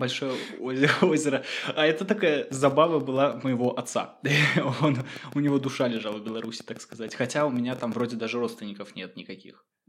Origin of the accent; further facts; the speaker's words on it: Saint Petersburg, Russia; moved away as an adult; now in Finland; Я родился в Петербурге